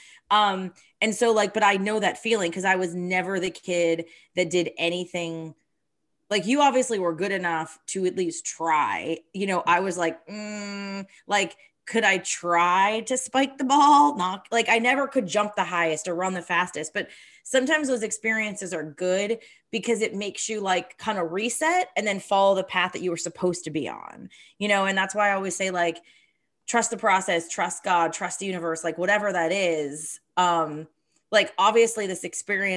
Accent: Summit Hill, Pennsylvania, United States; I grew up in Summit Hill, Pennsylvania

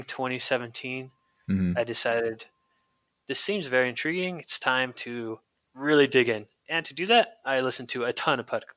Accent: San Francisco Bay Area, California, United States; So I grew up in the Bay Area, San Francisco Bay Area in California

